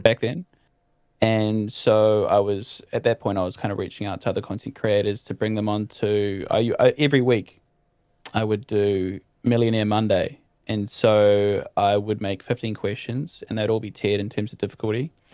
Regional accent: New Zealand; as a Kiwi

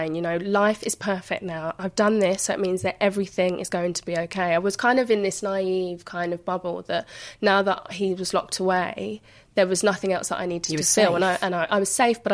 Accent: London, United Kingdom; growing up in Hackney at the time that I did, it was quite a deprived area

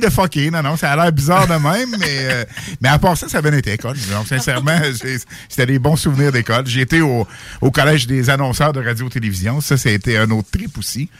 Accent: Quebec City, Quebec, Canada; also born or lived in Sainte-Foy / Victoriaville; je venais de Québec

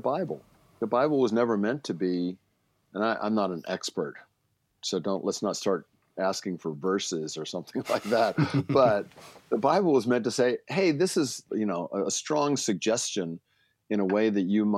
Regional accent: Baltimore, Maryland, United States; I grew up in Baltimore

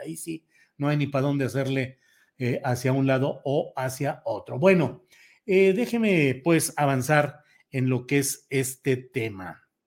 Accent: Mexico; como mexicanos de una tendencia ideológica o de otra

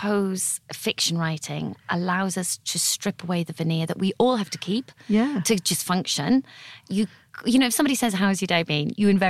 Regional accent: Teesside, North East England, United Kingdom; also born or lived in Italy / Botswana / London; now in Guildford, United Kingdom; in my bio saying I'm from Teesside, because Teesside is the northeast of England, used to thrive in like the 1900s, but it had a really rough time during my childhood.

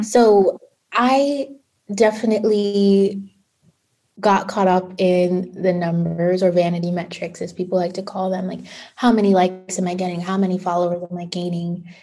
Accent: New York City, New York, United States; I'm from Brooklyn, New York, and I transitioned from a public school to a private school at the age of 12.

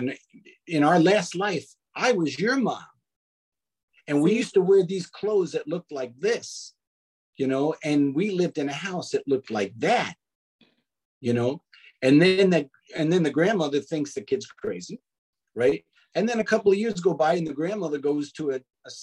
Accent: New York City, New York, United States; growing up in Brooklyn

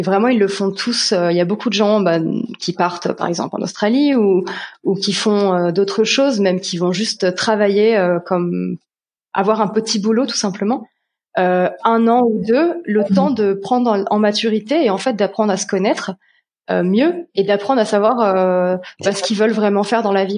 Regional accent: Paris region, Île-de-France, France; moved away as an adult; now in Sweden; je suis originaire de France, euh, région parisienne

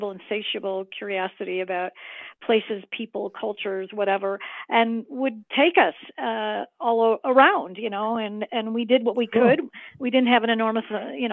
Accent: Chicago, Illinois, United States; moved away; also born or lived in Highland Park, Illinois; I was born and raised in Chicago, and then later in my youth moved to the suburb of Highland Park, Illinois

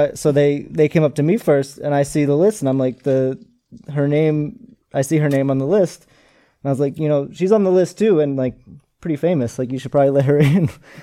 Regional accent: Arlington, Massachusetts, United States; we're both from Boston.

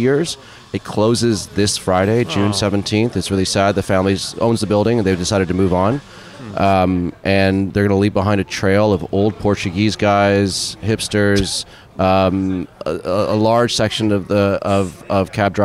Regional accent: Toronto, Ontario, Canada; moved away as an adult; also born or lived in Halifax; I grew up in Toronto, and I moved away in the early 90s to Halifax, and I spent 10 years there

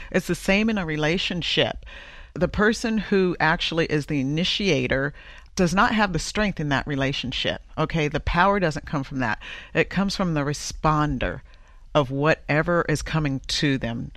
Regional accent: the South, United States; I'm from the South

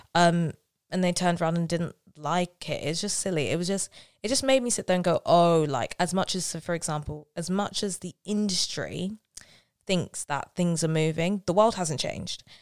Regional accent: London, United Kingdom; I'm from South London

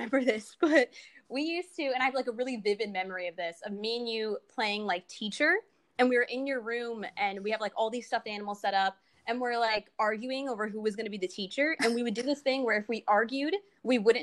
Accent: New York City, New York, United States; we grew up together in Brooklyn.

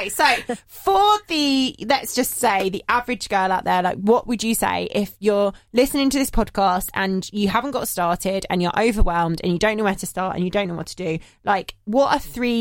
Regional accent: Essex, East of England, United Kingdom; I am an Essex girl

